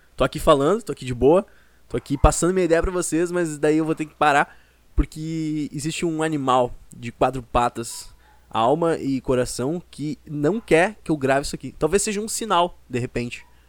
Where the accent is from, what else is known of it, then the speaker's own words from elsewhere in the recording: Porto Alegre, Rio Grande do Sul, Brazil; eu sou de Porto Alegre